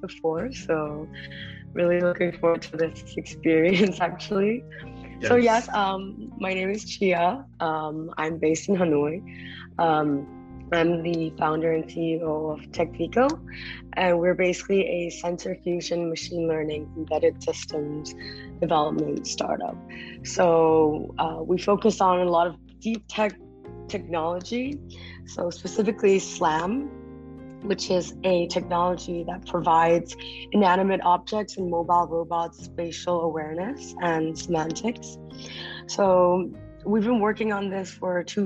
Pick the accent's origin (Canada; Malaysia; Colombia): Malaysia; Kuala Lumpur; moved away as an adult; also born or lived in Taipei, Taiwan / United States; now in Vietnam; my parents moved to Malaysia, so that's where I grew up